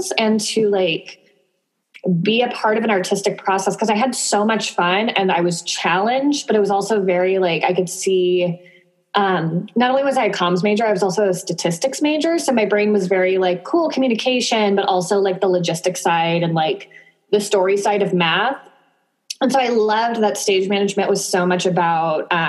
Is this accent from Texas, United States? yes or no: no; Sacramento, California, United States; moved away as an adult; now in San Diego, United States; I'm originally from Sacramento